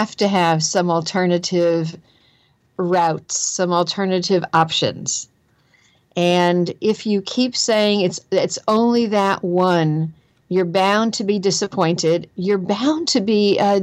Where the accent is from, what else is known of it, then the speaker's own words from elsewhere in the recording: New Jersey, United States; accent: Jersey; my own Jersey accent